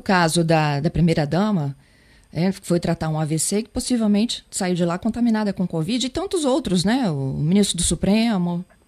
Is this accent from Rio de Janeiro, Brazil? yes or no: no; Espírito Santo, Brazil; enquanto capixaba